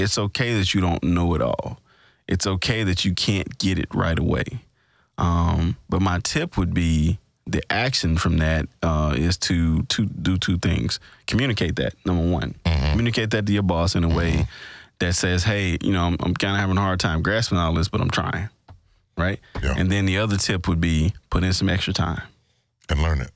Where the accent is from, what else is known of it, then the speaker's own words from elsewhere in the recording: Greenville, Mississippi, United States; my hometown, Greenville, Mississippi